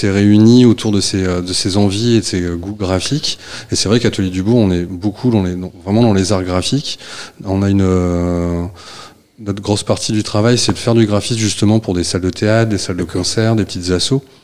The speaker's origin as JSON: {"language": "French", "region": "Hauts-de-France", "country": "France", "lives_now": "Rennes, France", "said": "moi, je suis originaire du Nord. Au départ, je suis de, à côté de Béthune. Et quand je suis arrivé sur Rennes"}